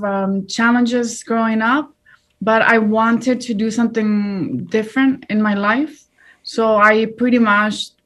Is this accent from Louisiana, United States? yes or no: no; Washington, United States; English is a second language; moved away as an adult; also born or lived in Watsonville, California / Mexico; now in Los Angeles, United States; And then at age nine, we moved to Washington State. That's where we pretty much, I lived there for my entire life